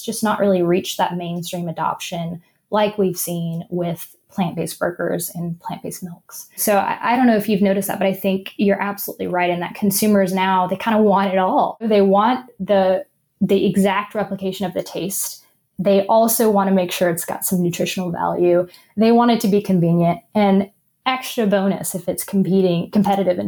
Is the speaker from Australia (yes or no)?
no; Arkansas, United States; now in California, United States; growing up in the South